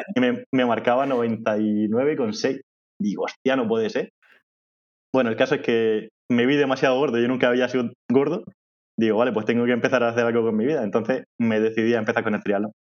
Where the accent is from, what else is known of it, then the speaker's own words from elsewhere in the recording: Molina de Segura, Region of Murcia, Spain; accent: murciano; en mi pueblo, en Molina de Segura